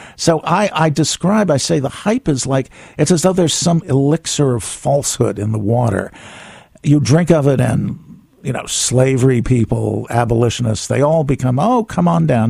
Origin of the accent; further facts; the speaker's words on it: Tampa, Florida, United States; also born or lived in south of France / Miami; now in New York, United States; I was born in Florida. I was born in Tampa.